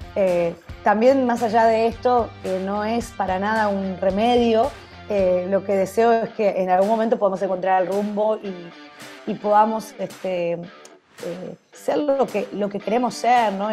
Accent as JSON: {"language": "Spanish", "country": "Argentina", "said": "Para el argentino, esto, eh, obviamente a veces nos cansamos"}